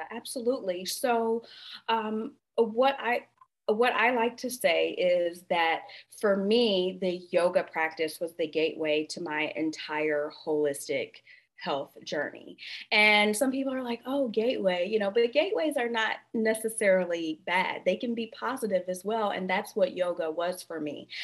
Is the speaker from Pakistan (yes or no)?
no; Flint, Michigan, United States; I actually am a Midwestern girl. So I grew up in a small town with a huge reputation, um, and I grew up in Flint, Michigan.